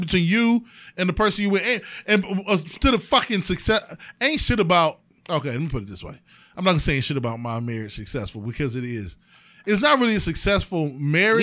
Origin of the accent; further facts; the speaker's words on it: East Cleveland, Ohio, United States; also born or lived in Euclid, Ohio; I'm from fucking East Cleveland